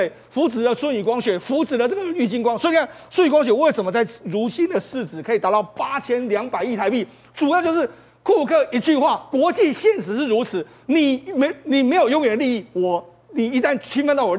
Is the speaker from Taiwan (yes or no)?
yes; Taiwan; 我觉得我们台湾人要认清这一点的这个现实啊，